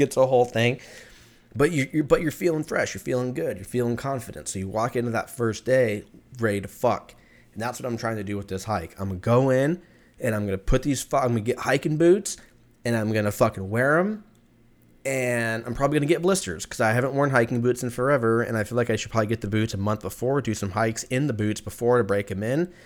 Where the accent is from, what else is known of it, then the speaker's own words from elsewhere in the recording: California, United States; I grew up in California